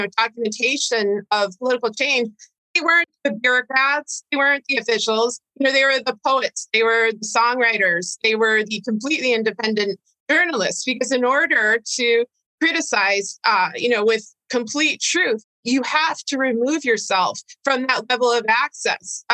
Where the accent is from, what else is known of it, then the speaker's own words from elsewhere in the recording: United States; as an American